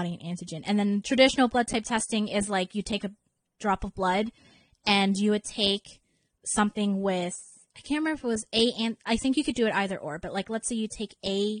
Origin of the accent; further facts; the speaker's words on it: Canada; accent: Canadian; my Canadian accent